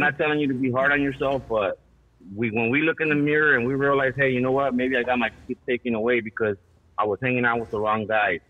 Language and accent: English; Los Angeles, California, United States; I grew up in Ramona Gardens